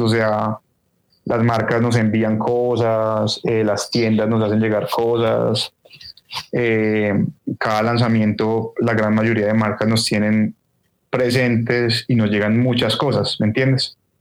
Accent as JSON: {"language": "Spanish", "region": "Bogotá", "country": "Colombia", "tie": "born or raised there", "said": "me crié en Bogotá"}